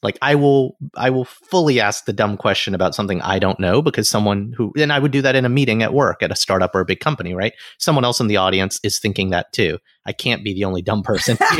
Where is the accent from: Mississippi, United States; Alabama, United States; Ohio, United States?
Alabama, United States; moved away; I grew up in the South